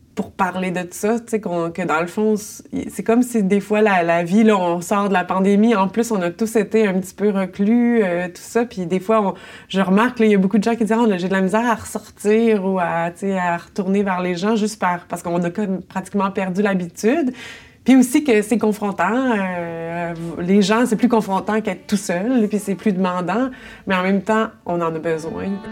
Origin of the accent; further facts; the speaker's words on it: Longueuil, Quebec, Canada; moved away as an adult; also born or lived in Montreal; je suis euh, née à Longueuil et j'y habite encore